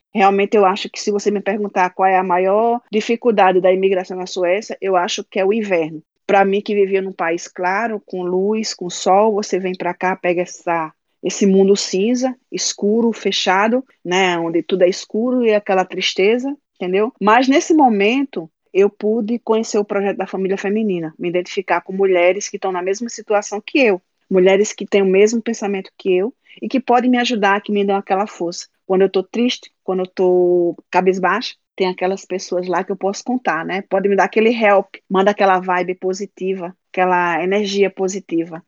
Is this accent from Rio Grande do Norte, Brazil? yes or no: yes; Natal, Rio Grande do Norte, Brazil; moved away as an adult; also born or lived in Paraíba; now in Sweden; sou da Paraíba, mas morei em Natal, né? Desde criança. Sou natalense